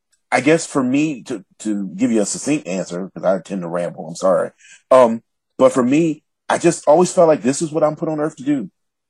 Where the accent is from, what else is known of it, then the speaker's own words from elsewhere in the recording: the South, United States; an African-American man from the South